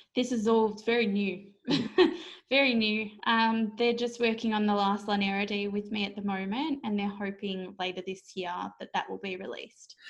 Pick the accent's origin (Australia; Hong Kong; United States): Australia; as an Aussie author